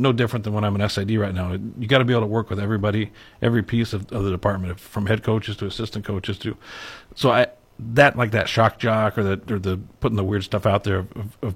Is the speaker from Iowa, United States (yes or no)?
yes; Osceola, Iowa, United States; moved away as an adult; I grew up in Osceola.